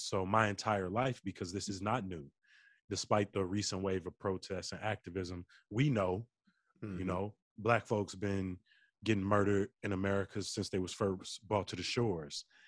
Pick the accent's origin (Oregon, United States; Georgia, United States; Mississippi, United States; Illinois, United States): Illinois, United States; Chicago; growing up on the South Side, my relationship with my grandmother